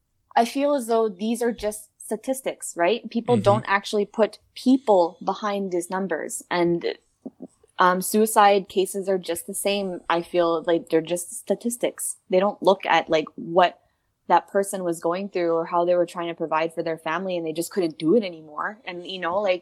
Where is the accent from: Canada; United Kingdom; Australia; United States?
Canada; Winnipeg, Manitoba; I was born and raised in the North End of Winnipeg